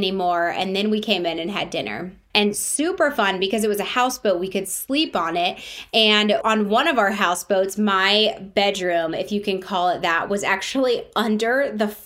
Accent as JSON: {"language": "English", "town": "Brentwood", "region": "Tennessee", "country": "United States", "tie": "born or raised there", "said": "Growing up in the South also affected my views of health and wellness"}